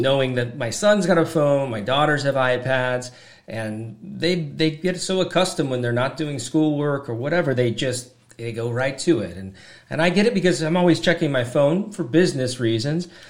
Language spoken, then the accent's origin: English; Washington, United States; growing up in Washington